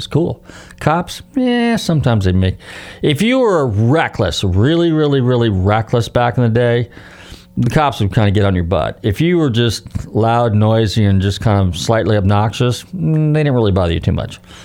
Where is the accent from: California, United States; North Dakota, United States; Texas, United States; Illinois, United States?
California, United States; Northern; now in Florida, United States; I grew up in Northern California